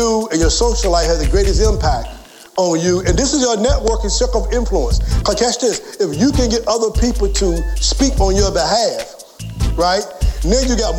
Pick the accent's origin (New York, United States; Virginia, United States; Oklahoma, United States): Virginia, United States; Franklin; I was born and raised in Franklin, Virginia.